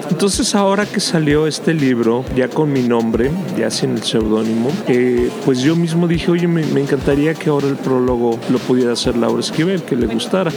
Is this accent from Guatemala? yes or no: no; Mexico; somos orgullosamente mexicanos